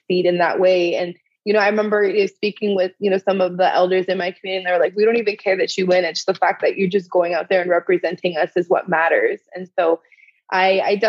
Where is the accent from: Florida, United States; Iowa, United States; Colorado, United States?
Florida, United States; Seminole Tribe of; I'm a citizen of the Seminole Tribe of Florida.